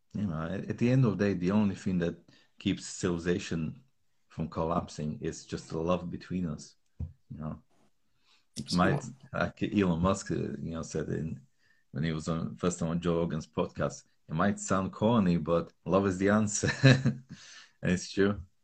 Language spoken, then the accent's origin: English; Slovakia; moved away; I grew up in Slovakia